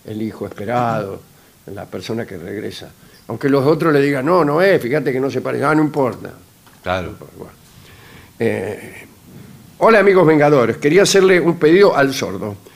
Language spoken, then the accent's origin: Spanish; Rosario, Santa Fe, Argentina; soy de Rosario.